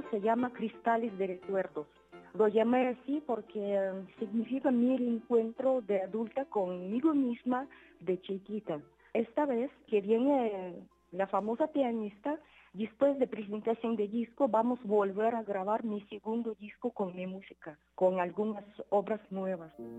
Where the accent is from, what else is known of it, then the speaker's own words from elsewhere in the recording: Siberia, Russia; Spanish is a second language; moved away; soy de Siberia